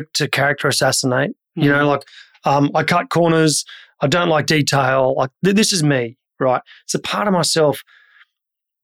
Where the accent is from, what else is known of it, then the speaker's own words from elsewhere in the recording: Brisbane, Queensland, Australia; I grew up in Brisbane, and back then it was a cow town.